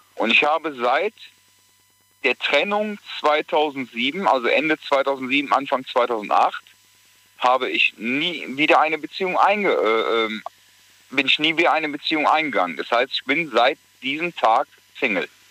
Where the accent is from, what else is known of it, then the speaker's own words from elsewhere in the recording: Gelsenkirchen, North Rhine-Westphalia, Germany; ich komme aus Gelsenkirchen